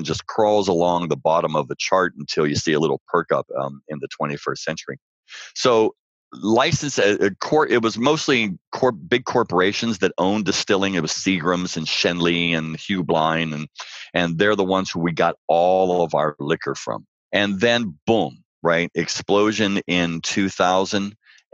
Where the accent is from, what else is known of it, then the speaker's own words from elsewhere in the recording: Pittsburgh, Pennsylvania, United States; moved away; also born or lived in New York City; I grew up in Pittsburgh.